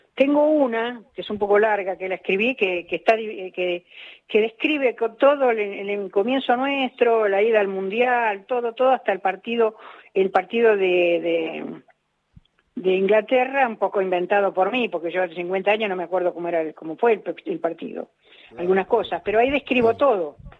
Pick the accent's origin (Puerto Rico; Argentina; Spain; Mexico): Argentina; Avellaneda, Buenos Aires Province; yo me crié en Avellaneda